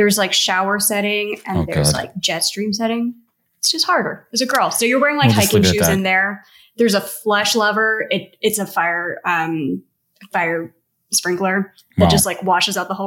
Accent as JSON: {"language": "English", "region": "Missouri", "country": "United States", "tie": "born or raised there", "said": "I grew up in Missouri"}